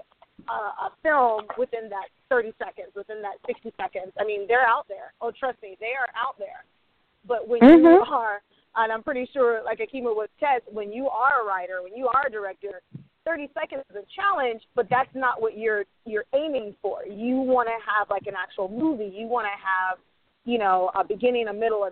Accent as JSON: {"language": "English", "region": "the South", "country": "United States", "tie": "born or raised there", "also_born_or_lived": "New York", "moved": "yes", "lives_now": "Los Angeles, United States", "said": "I grew up in the South"}